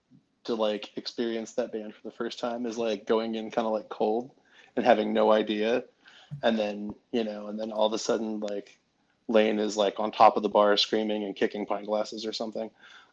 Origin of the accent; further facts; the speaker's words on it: Oregon, United States; moved away as an adult; also born or lived in Vermont; I'm from Oregon. I grew up there.